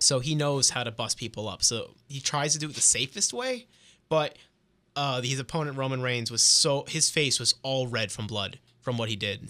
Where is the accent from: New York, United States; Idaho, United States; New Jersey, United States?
New Jersey, United States; moved away; I'm, I'm Italian. I'm from Jersey